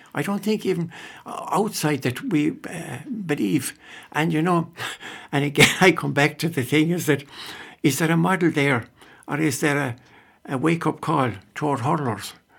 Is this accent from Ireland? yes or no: yes; North Clare, Munster, Ireland; now in Scariff, Ireland; I'm from North Clare